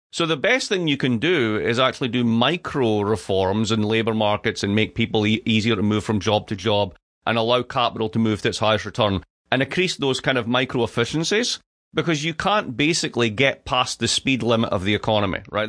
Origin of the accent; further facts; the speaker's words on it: Dundee, Scotland, United Kingdom; moved away; I grew up in Dundee. Dundee